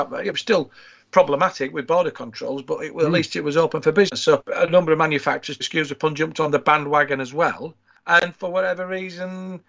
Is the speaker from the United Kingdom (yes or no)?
yes; Drighlington, Yorkshire and the Humber, United Kingdom; I grew up just outside Leeds in a village called Driglington, and between Driglington and the next village, Gilderson, runs the M62.